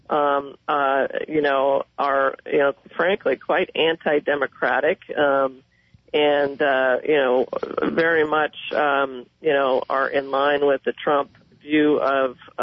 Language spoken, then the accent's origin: English; Prescott, Arizona, United States; I was born and raised in Prescott and in Yavapai County